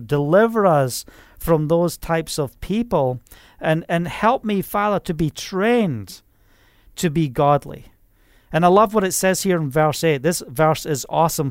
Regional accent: Scotland, United Kingdom; moved away; I'm from Scotland

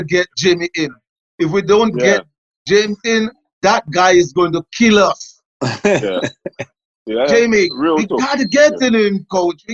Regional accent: Kingston, Jamaica; a lot of youngsters who I grew up with in Trenchtown

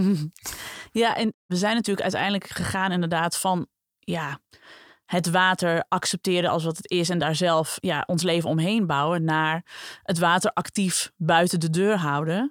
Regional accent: Friesland, Netherlands; dat ik voor het eerst in een OU-podcast even Fries kan praten

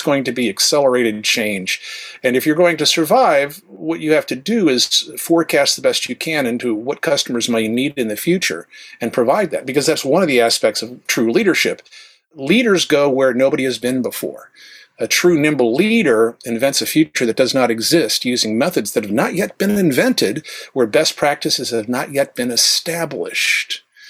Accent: the South, United States; accent: flat American broadcast standard; I was raised in the South. Otherwise, I'd be speaking more Southern

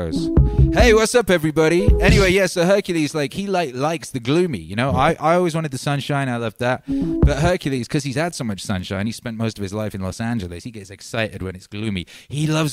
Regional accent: Wales, United Kingdom; moved away; I was raised in Mordor. You know, Mordor. Like, somewhere between Hobbitshire and Mordor. That's basically, like, where I was in Wales.

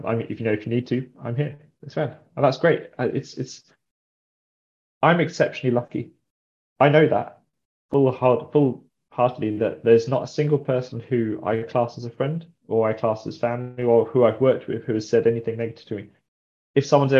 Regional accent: Brighton, South East England, United Kingdom; moved away as an adult; also born or lived in Cornwall; now in Devon, United Kingdom; I'm from Brighton. I'm Brighton born and bred.

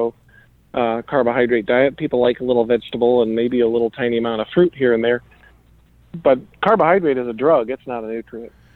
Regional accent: Iowa, United States; I was raised in Iowa, right? That's the corn state.

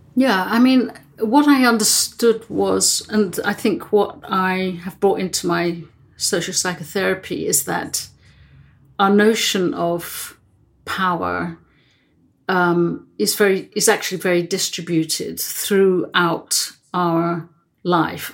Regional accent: England, United Kingdom; also born or lived in Netherlands; when I was three years old, I emigrated from Holland um, and moved to England with my family.

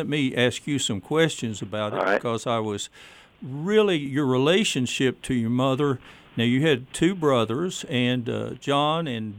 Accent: East Tennessee, United States; also born or lived in Johnson City, Tennessee; I grew up in East Tennessee

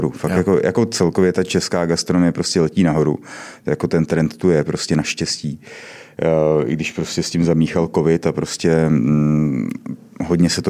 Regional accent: Mělník, Central Bohemian Region, Czechia; also born or lived in Poděbrady; Já nejsem z poděbrat, já jsem z Mělníka.

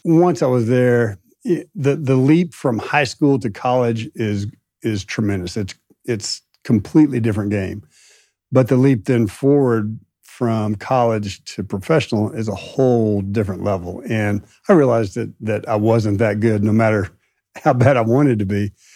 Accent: Midwest, United States; now in Austin, United States; growing up in the Midwest

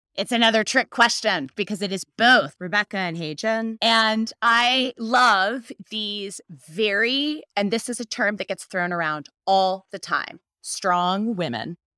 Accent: United States; as an American

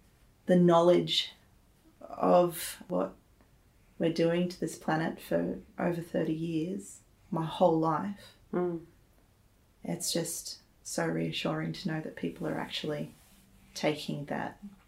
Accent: Sydney, New South Wales, Australia; I'm originally from Sydney.

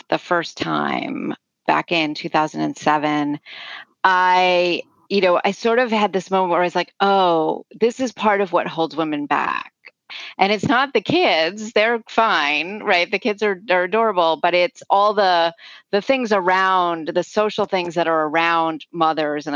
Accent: United States

